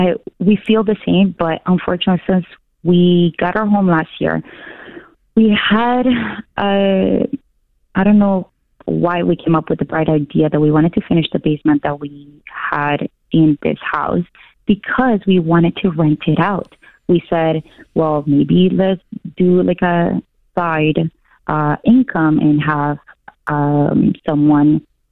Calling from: Toronto, Ontario, Canada; moved away as an adult; I actually moved with my family and my two babies, 3 and 4, from Toronto

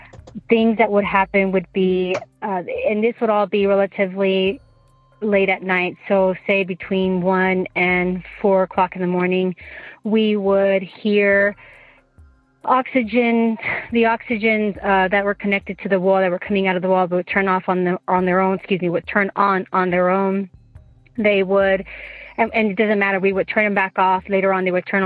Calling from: Utah, United States; I'm calling from Utah.

